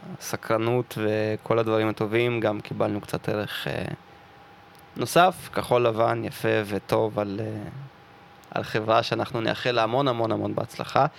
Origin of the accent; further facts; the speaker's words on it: Russia; now in Israel; אני מרוסיה